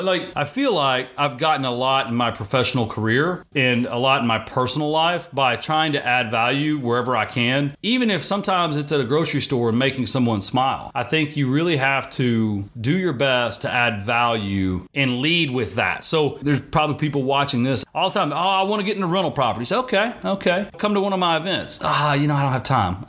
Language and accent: English; Texas, United States; I'm from Texas.